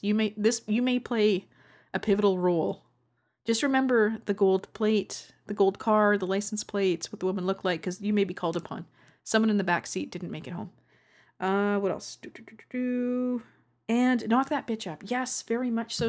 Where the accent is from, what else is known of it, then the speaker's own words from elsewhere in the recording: Canada; accent: Canadian; my Canadian accent